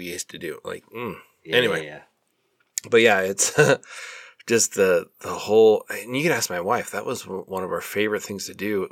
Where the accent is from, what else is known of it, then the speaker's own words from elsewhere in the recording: Minnesota, United States; I'm from Minnesota.